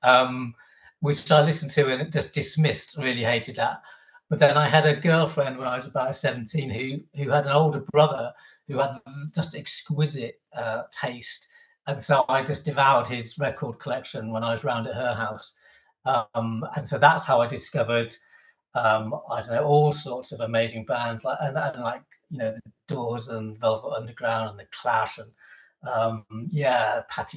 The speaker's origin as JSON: {"language": "English", "town": "Stockton-on-Tees", "region": "North East England", "country": "United Kingdom", "tie": "born or raised there", "also_born_or_lived": "Norwich", "moved": "as an adult", "said": "Stockton-on-Tees, just next to Middlesbrough, was my hometown"}